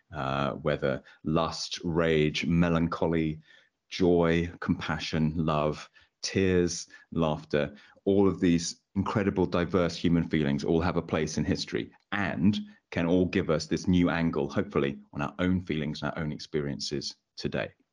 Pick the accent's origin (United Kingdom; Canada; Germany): United Kingdom; England; as an English man myself